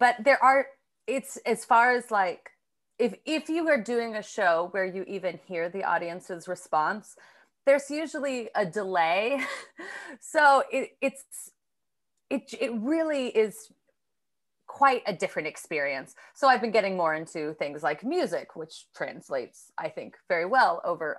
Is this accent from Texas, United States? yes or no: no; New York City, New York, United States; I'm a comedian from New York City.